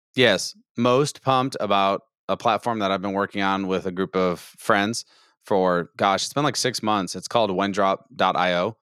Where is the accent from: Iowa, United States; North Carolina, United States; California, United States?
Iowa, United States; now in Texas, United States; I'm not originally a Texan. I'm from Iowa